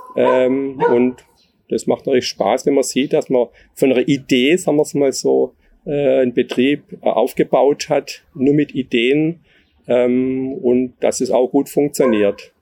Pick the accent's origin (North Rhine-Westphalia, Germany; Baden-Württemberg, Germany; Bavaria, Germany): Baden-Württemberg, Germany; Neckarwestheim; ich komme hier aus dem Ort, also hier aus Neckar-Westheim. Äh, wir hatten zu Hause einen landwirtschaftlichen Gemischbetrieb